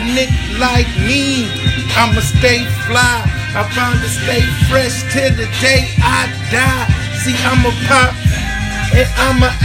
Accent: Grand Rapids, Michigan, United States; a champion boxer from Grand Rapids, Michigan, my hometown

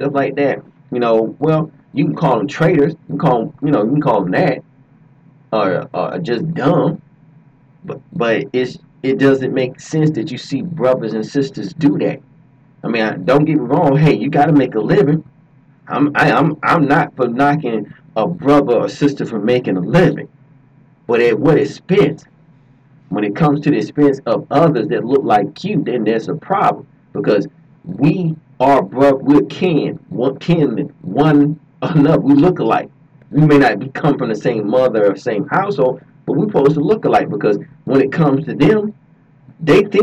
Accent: Georgia, United States; I'm from Georgia.

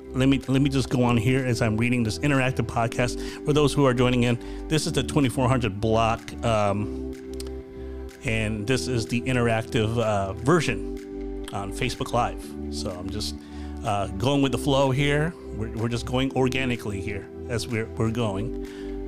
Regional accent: Virginia, United States; moved away; also born or lived in Florida; I was from Virginia and i lived in Florida and mainly I've hanged out with mostly Filipinos

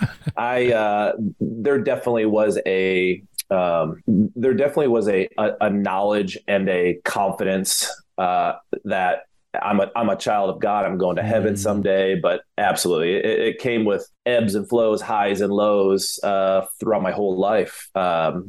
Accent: Michigan, United States; moved away; come from a home that my dad was a minister. He was a pastor up in Michigan. And so again, being a middle child, small town

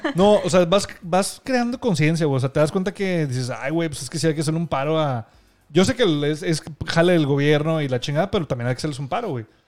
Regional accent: Monterrey, Nuevo León, Mexico; nosotros somos de Monterrey, Nuevo León. Bueno, ella y yo, o sea, Denise y yo

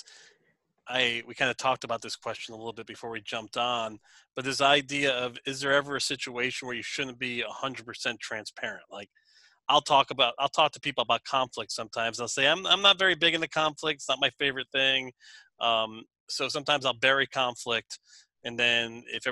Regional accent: United States; I'm an American

